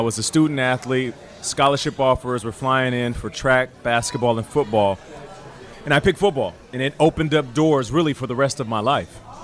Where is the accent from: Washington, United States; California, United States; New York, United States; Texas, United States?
Washington, United States; Seattle; also born or lived in Calgary, Alberta, Canada; being born in Canada, but then raised in Seattle